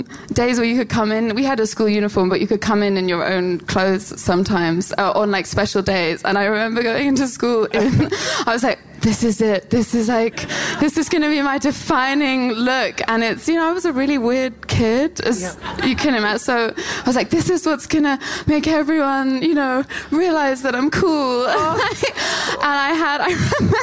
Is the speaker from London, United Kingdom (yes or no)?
yes; London, United Kingdom; I'm from South London